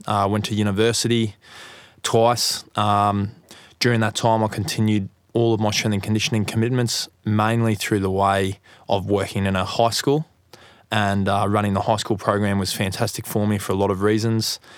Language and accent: English; Gold Coast, Queensland, Australia; I'm from the Gold Coast in Australia